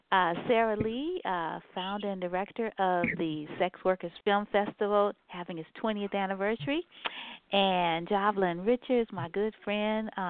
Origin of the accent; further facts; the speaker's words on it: Ghana; I think um, I'm Ghanaian referencing the uh